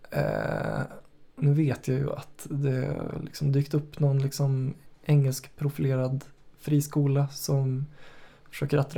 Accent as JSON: {"language": "Swedish", "town": "Karlstad", "region": "Värmland", "country": "Sweden", "tie": "born or raised there", "said": "Du och jag växte upp i Karlstad så var det ju då fanns det sju stycken högstadieskolor"}